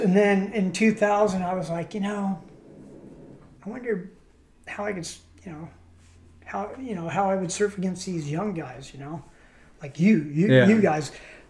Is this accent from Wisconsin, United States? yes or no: no; San Clemente, California, United States; I'm from San Clemente.